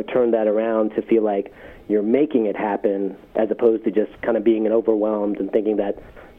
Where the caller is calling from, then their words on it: Richmond, Virginia, United States; I'm actually calling from Richmond, Virginia